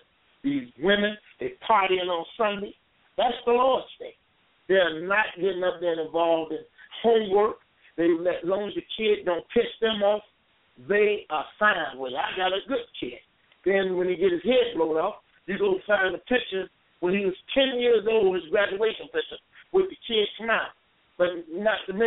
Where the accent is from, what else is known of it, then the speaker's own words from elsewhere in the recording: Chicago, Illinois, United States; growing up in Cabrini Green